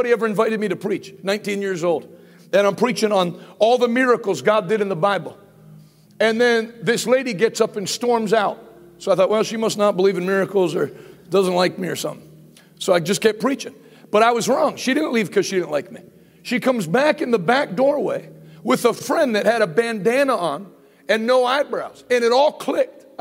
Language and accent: English; East Coast, United States; I'm from the East Coast.